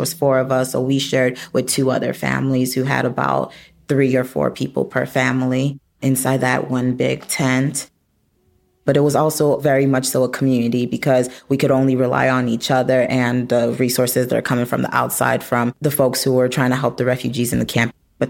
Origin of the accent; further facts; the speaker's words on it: Chicago, Illinois, United States; also born or lived in Nigeria; So I grew up in Nigeria. Well, I grew up in Chicago, but I started off in Nigeria. My family spent the first 3 years of my life in a refugee camp. I was born in the refugee camp.